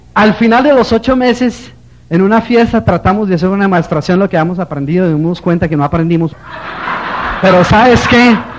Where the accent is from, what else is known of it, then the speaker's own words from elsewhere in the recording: Colombia; moved away; also born or lived in New Jersey; Yo soy colombiano